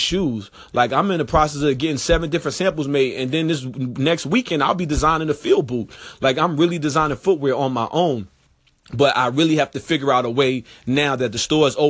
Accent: New York, United States; moved away; dudes that I grew up with in New York

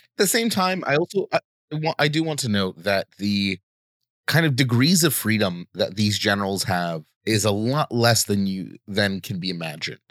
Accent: United States; I grew up in America

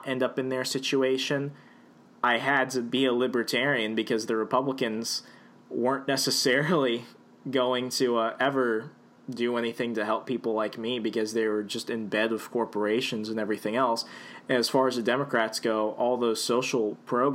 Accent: the South, United States; growing up in the South

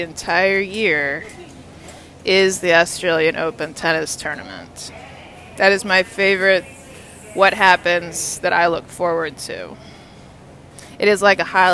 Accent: Texas, United States; now in Washington, D.C., United States; I'm from Texas.

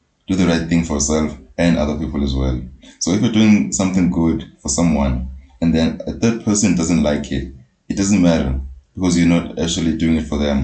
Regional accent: South Africa; me being born and bred in Poetic, it's a township.

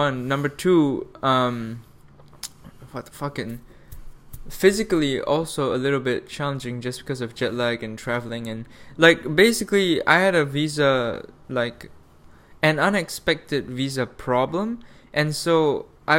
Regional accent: Malaysia; moved away as an adult; Then flew back to Malaysia, where I lived in like the capital for like a couple nights

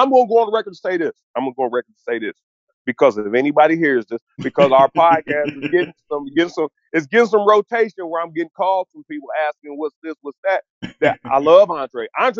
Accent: Twinsburg Heights, Ohio, United States; I'm from the Heights, man. You done seen me before. I'm from the Heights, man.

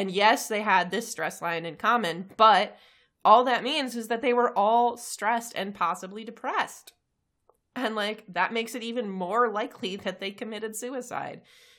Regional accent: United States; I am an American.

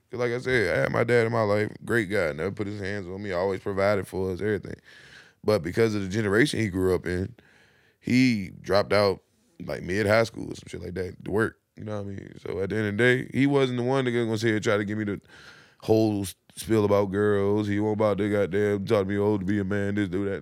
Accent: Virginia, United States; I'm from Virginia

